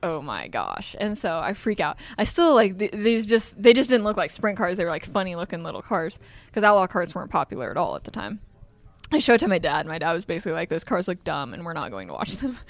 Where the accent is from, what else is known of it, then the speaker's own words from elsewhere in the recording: Des Moines, Iowa, United States; also born or lived in Carlisle, Iowa; We grew up in Des Moines, but I went to school in a small town called Carlisle.